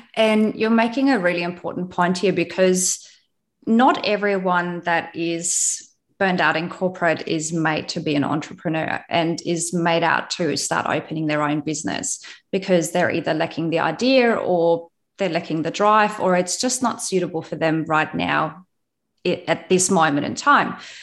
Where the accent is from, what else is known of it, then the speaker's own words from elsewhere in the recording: West Germany, Germany; moved away as an adult; now in Australia; I was born in East Germany